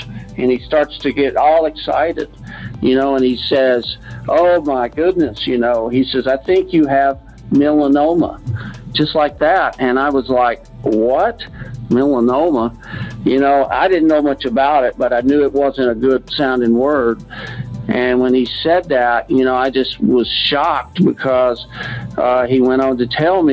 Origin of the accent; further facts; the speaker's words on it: Houston, Texas, United States; moved away; I grew up in Texas. I'm a fifth generation Texan, and I'm not in Texas now.